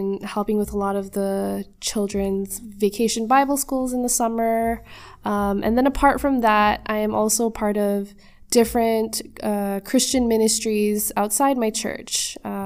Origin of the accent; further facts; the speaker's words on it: Mississauga, Ontario, Canada; I was born here in Canada, in the lovely city of Mississauga